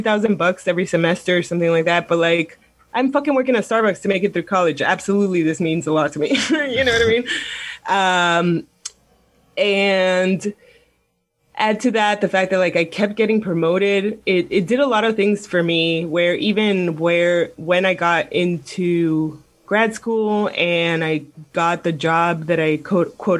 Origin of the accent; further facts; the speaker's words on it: Miami, Florida, United States; I'm from Miami